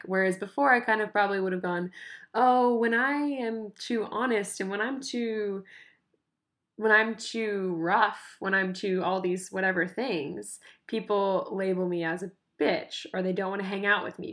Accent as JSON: {"language": "English", "country": "United States", "moved": "yes", "lives_now": "Tasmania, Australia", "said": "I'm American. Like, I'm an American citizen. I live in Tasmania"}